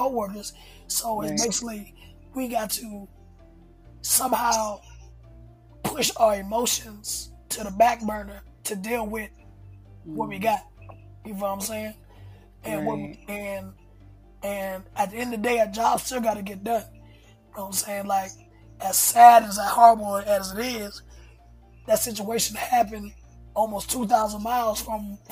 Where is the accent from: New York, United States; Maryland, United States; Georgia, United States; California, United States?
Georgia, United States; Hinesville; moved away as an adult; also born or lived in Valdosta, Georgia; now in Atlanta, United States; I grew up in South Georgia. Basically, Hinesville, Georgia